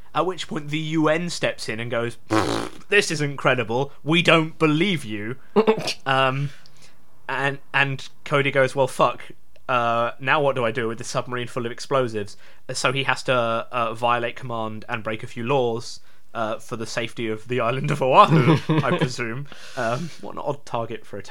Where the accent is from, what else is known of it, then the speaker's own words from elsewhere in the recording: England, United Kingdom; we're English